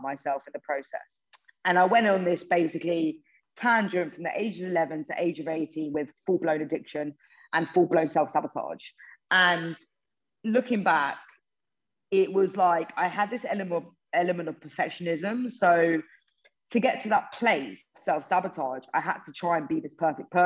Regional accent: Hertfordshire, North London area, East of England, United Kingdom; I'm from Hertfordshire, North London, really area

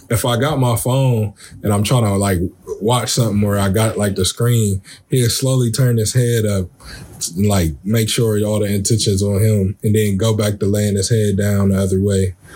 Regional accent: Columbus, Ohio, United States; I'm from the city, I'm from Columbus

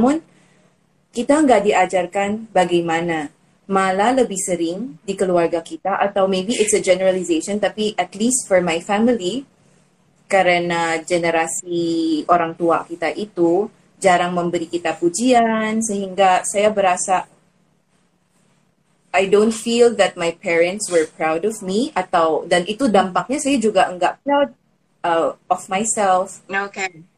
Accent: Philippines; Indonesian is a second language; now in Indonesia; saya dari Filipina bagi yang teman sudah tahu um, saya sekarang sudah jadi WNI dan berasa nyaman sih di Indonesia

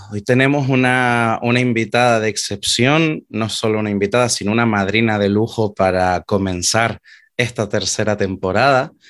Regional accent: Canary Islands, Spain; si nosotros ya de por sí somos bastante canarias

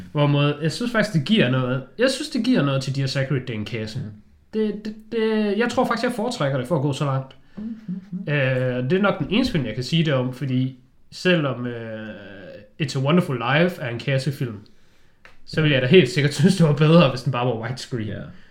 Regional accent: Denmark; jeg er jo bare en dansker

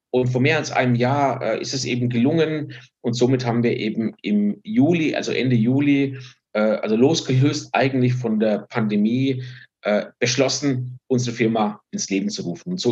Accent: Bavaria, Germany; born there; Ich bin 50 Jahre alt, bin äh, gebürtig aus Franken, äh, bin aber schon lange nicht mehr dort.

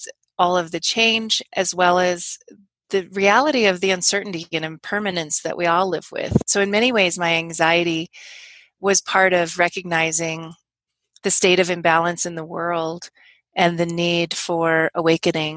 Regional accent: Los Angeles, California, United States; moved away; I actually grew up

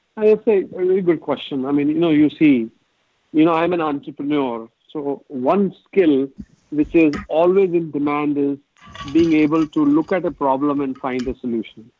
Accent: India; moved away as an adult; now in United States; I grew up in India

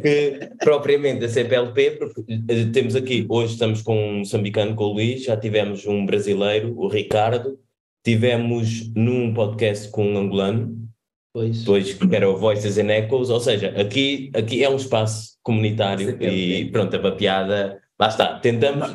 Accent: Cape Verde; now in Portugal; nós somos cabo-verdianos, estamos fora

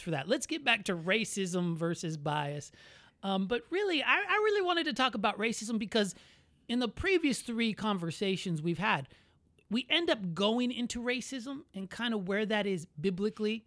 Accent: Orlando, Florida, United States; I was born in Orlando, but my, my family was all born there.

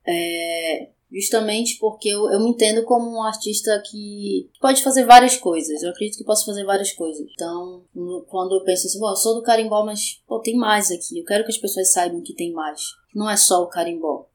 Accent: Brazil; Eu sou de Coraci

